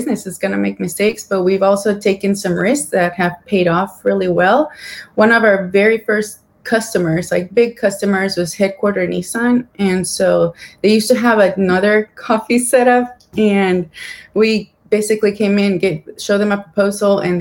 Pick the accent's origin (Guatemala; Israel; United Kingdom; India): Guatemala; moved away as an adult; also born or lived in Savannah, Georgia, United States; now in United States; I'm from Guatemala. I was born and raised there, and I went to SCAD in Savannah in 2006